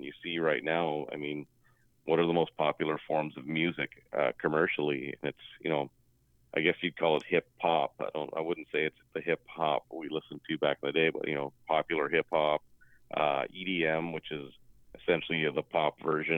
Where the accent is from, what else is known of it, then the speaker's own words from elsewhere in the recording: Kingston, Ontario, Canada; I grew up in Kingston